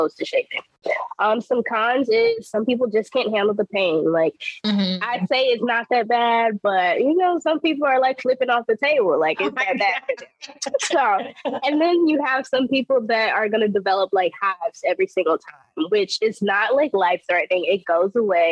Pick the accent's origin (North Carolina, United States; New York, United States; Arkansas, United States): North Carolina, United States; moved away as an adult; also born or lived in the DMV; now in DMV area, United States; Born and raised in North Carolina, so a really small-town country girl.